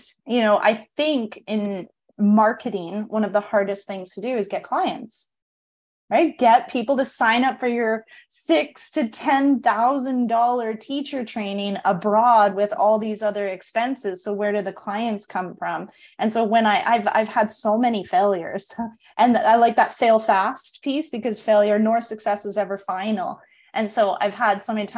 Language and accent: English; Canada; moved away as an adult; now in Costa Rica; I'm from Canada